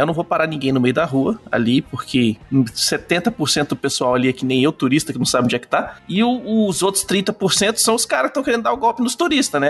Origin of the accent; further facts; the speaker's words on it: Brazil; Eu não sei falar francês, eu sou brasileiro